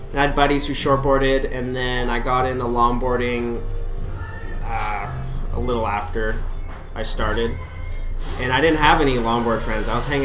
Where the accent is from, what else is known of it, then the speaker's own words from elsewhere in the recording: Carlsbad, California, United States; also born or lived in Thousand Oaks, California; So I was born in Carlsbad, moved to Thousand Oaks before first grade, and then moved back to Carlsbad at first grade.